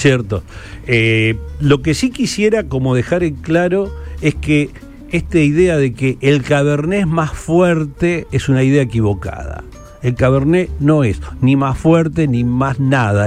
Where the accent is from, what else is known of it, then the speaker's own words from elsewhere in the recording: Argentina; Nosotros que nos pegamos mucho los argentinos